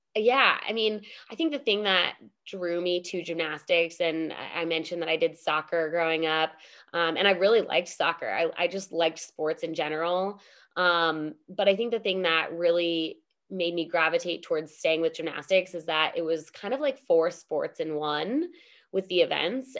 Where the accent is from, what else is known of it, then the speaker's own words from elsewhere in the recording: United States; being an American